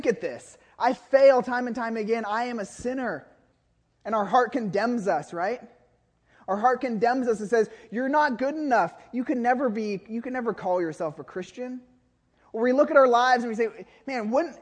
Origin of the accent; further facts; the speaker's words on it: Woodinville, Washington, United States; moved away; also born or lived in Nicaragua; when I was growing up in Woodinville, before I moved to Nicaragua